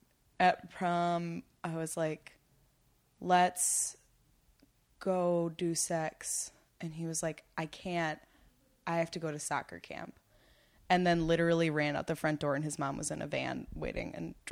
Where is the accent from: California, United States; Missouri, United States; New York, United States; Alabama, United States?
New York, United States; Massapequa; I'm from Long Island.